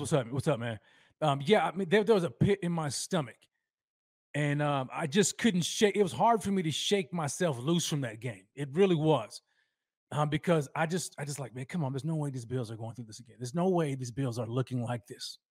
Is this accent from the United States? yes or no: yes; Texas, United States; my hometown of Texas